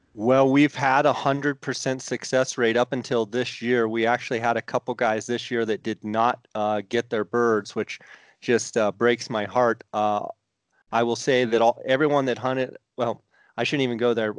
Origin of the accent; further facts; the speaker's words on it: Arizona, United States; I grew up in Arizona